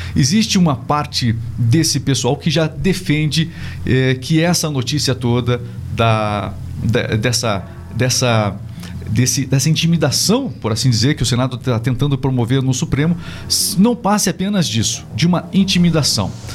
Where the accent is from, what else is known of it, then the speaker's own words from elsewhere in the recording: Brazil; eu também sou brasileiro